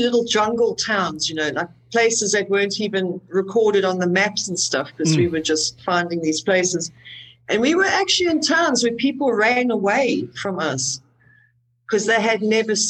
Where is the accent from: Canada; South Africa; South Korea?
South Africa; I am South African.